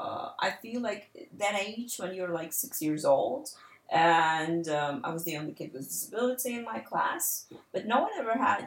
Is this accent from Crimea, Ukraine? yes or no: no; Dnipro, Dnipropetrovsk Oblast, Ukraine; moved away as an adult; I'm originally from Ukraine, a city named Dnipro. I was born there and raised there and basically lived my whole life there until the last year.